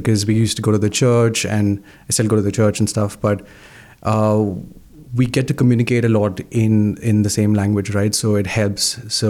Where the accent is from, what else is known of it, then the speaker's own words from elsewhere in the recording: Mumbai, Maharashtra, India; now in Canada; So I'm from a city called Mumbai in India.